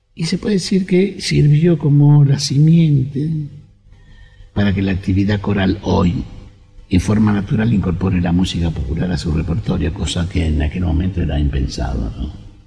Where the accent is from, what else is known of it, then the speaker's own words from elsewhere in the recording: Argentina; Acá en la Argentina